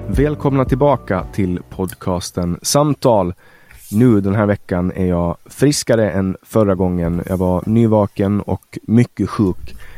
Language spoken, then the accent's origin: Swedish; Finland; now in Sweden; vi är finnar som pratar svenska